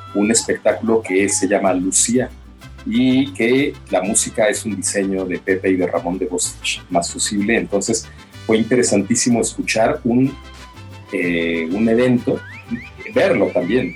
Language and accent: Spanish; Mexico; venimos de México